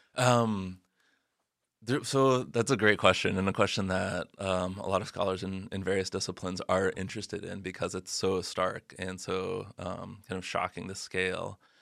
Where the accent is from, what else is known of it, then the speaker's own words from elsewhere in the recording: Arizona, United States; I grew up in Arizona where, like, policing and immigration are very entangled